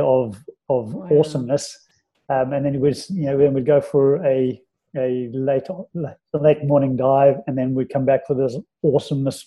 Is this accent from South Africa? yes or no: yes; South Africa; moved away; being in South Africa and living in South Africa and growing up in South Africa